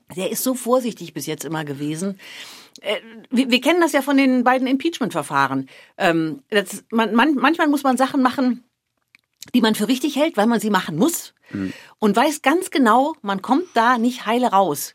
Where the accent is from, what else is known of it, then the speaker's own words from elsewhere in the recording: Germany; moved away; das ist und bleibt meine Heimat